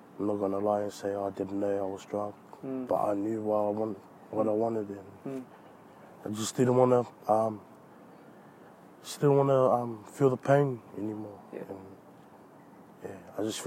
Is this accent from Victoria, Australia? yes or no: no; Sydney, New South Wales, Australia; also born or lived in New Zealand; even though I was born in New Zealand, I feel like, you know, Australia is my home, because this is where I grew up.